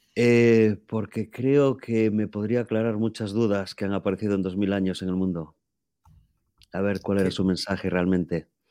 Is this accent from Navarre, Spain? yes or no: no; A Coruña, Galicia, Spain; moved away as an adult; soy gallego de La Coruña